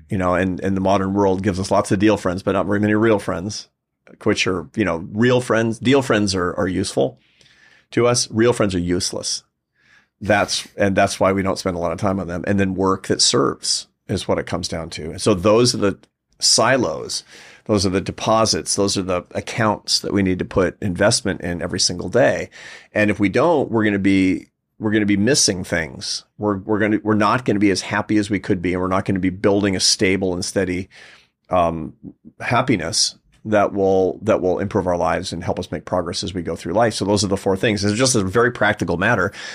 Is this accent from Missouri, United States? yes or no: no; Seattle, Washington, United States; I was growing up in Seattle